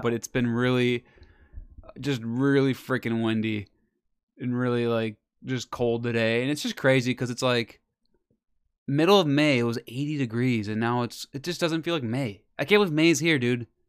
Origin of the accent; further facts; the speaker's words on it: Wisconsin, United States; we're from Wisconsin.